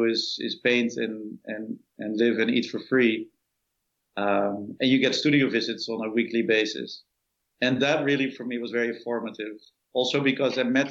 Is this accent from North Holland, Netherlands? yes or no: yes; Amsterdam, North Holland, Netherlands; moved away as an adult; now in New York, United States; I grew up in Amsterdam and had a nice adolescence there